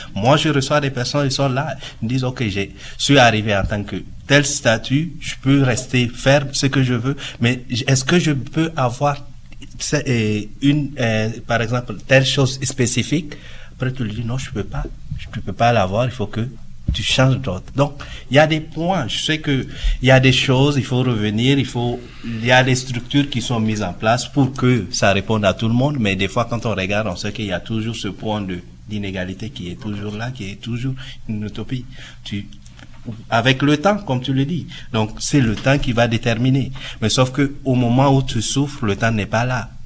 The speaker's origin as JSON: {"language": "French", "country": "Niger", "moved": "yes", "lives_now": "Canada", "said": "je suis d'origine du Niger, c'est en Afrique de l'Ouest"}